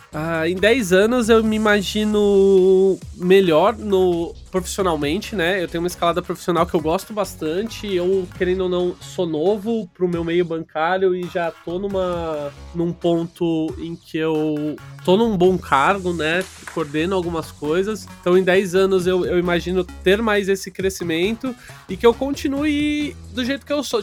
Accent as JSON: {"language": "Portuguese", "town": "Barueri", "region": "São Paulo", "country": "Brazil", "said": "Eu sou de Barueri, uma cidadezinha de São Paulo"}